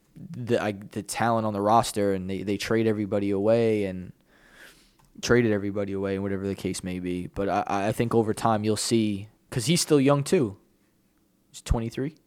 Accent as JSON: {"language": "English", "region": "New York", "country": "United States", "said": "I'm a New Yorker."}